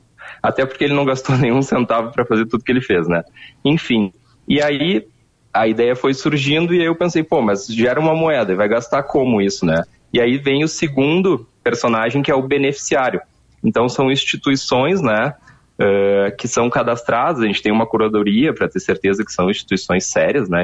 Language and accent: Portuguese; Porto Alegre, Rio Grande do Sul, Brazil; eu sou de Porto Alegre